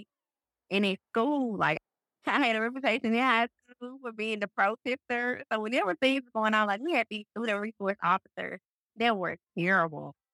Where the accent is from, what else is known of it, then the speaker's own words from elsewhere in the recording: Greenville, Mississippi, United States; also born or lived in Hattiesburg, Mississippi; born and raised in the Mississippi Delta, Greenville to be exact.